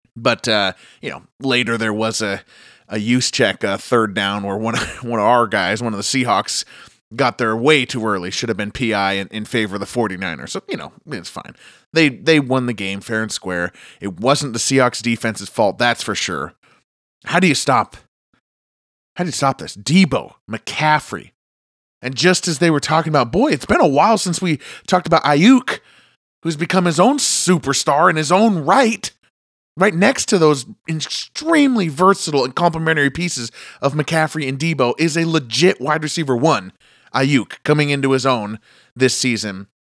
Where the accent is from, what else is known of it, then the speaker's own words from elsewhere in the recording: Seattle, Washington, United States; my hometown of Seattle